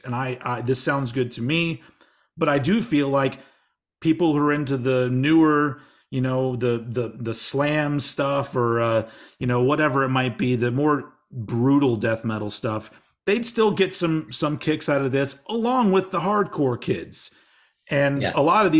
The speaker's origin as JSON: {"language": "English", "region": "Texas", "country": "United States", "tie": "born or raised there", "said": "I'm embarrassed about coming from Texas"}